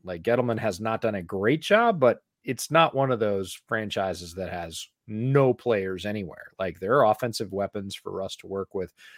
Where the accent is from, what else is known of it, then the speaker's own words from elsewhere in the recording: Seattle, Washington, United States; moved away; I got to do a little bit of growing up in Seattle